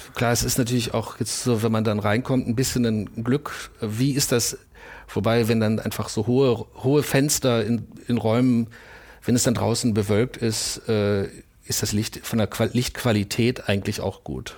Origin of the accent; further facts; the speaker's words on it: Bielefeld, North Rhine-Westphalia, Germany; moved away; also born or lived in Essen / New York; ich komme aus Bielefeld